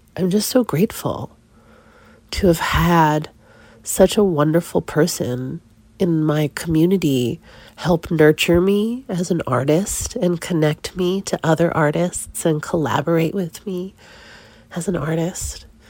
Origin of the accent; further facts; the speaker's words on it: East Coast, United States; moved away; I grew up on the East Coast